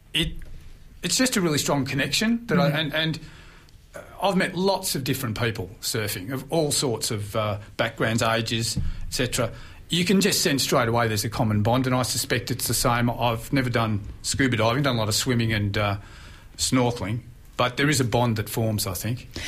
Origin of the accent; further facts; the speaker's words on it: Mornington Peninsula, Victoria, Australia; spent half my life growing up on the Mornington Peninsula at a friend's house in Blair Gowrie